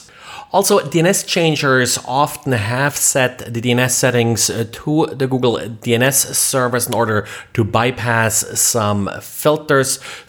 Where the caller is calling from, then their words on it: Jacksonville, Florida, United States; today I'm recording from Jacksonville, Florida.